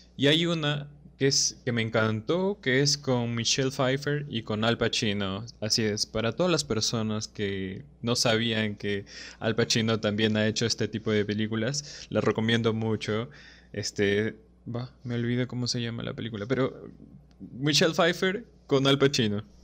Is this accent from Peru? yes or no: yes; Cajamarca, Peru; soy de Cajamarca